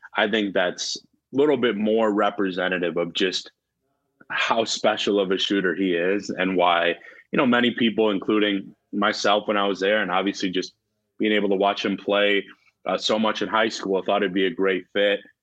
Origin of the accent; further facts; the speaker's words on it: Wisconsin, United States; my home state, you know, where, where I am now, Wisconsin.